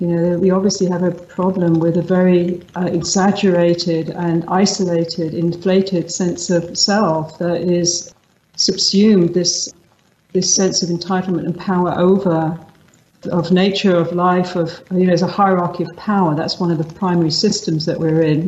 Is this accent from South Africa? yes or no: no; London, United Kingdom; moved away; My background is from London. I'm originally from London. I was grew up in an Anglo-Irish family